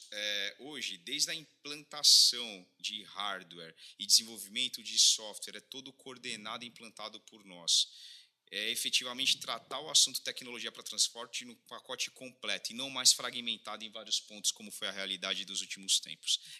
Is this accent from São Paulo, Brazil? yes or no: yes; Sorocaba, São Paulo, Brazil; Somos de Sorocaba e Sorocaba tem muita coisa a ensinar, não só para o Brasil, o mundo afora